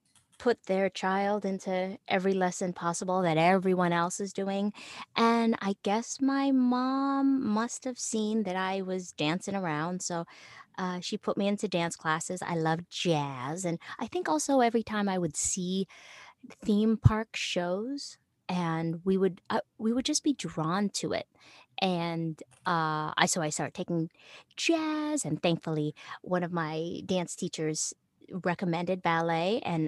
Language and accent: English; Philippines; And since I'm Filipino, I just immediately thought, oh, I can do that.